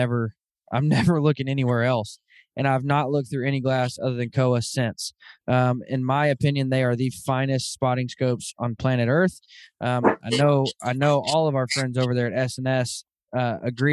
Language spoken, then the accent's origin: English; Arkansas, United States; moved away; I grew up in Arkansas and I grew up in an area in Arkansas where there are bears